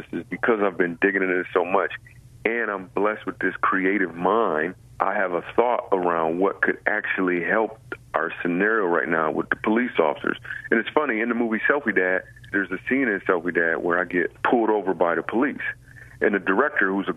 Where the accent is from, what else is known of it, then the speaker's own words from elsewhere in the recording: Grand Rapids, Michigan, United States; I grew up in Grand Rapids, Michigan.